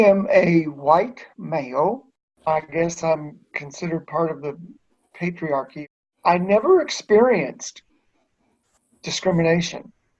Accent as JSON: {"language": "English", "region": "the South", "country": "United States", "tie": "born or raised there", "said": "And I had used that growing up in the South."}